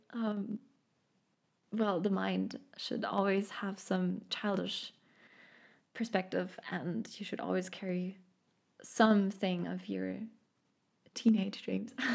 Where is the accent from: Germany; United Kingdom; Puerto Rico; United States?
Germany; Munich, Bavaria; accent: German; English is a second language; now in Stuttgart, Germany; I grew up in Munich. I now live in Stuttgart